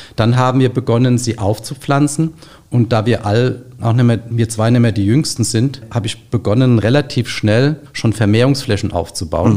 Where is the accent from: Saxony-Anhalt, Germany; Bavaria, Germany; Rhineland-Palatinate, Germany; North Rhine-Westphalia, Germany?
Rhineland-Palatinate, Germany; Gundheim; Ich komme aus Gundheim in Rheinhessen